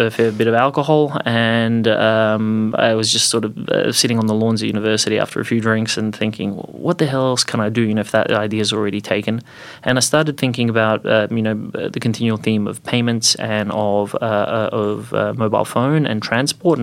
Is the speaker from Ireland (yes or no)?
no; Croatia; moved away as an adult; also born or lived in Bosnia / Zagreb, Croatia / Adelaide, Australia; now in Australia; I was born to Bosnian Muslim parents, grew up in Croatia, live in Australia